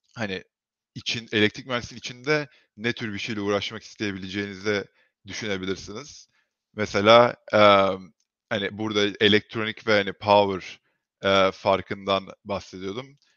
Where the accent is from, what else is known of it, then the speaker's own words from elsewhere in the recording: Turkey; moved away as an adult; now in United States; Türkiye'de büyüdüm